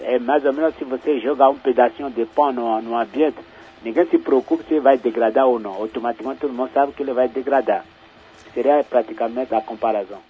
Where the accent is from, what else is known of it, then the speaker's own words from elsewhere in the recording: Benin; moved away as an adult; now in Campinas, Brazil; eu sou da República do Benin, é um país africano, mas estou na universidade, estou em Campinas há 20 anos já